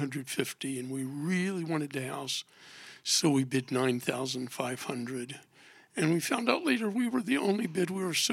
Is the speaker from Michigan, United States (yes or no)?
no; Ohio, United States; moved away as an adult; now in Harrisburg, United States; both of us grew up away from Harrisburg. I grew up in Ohio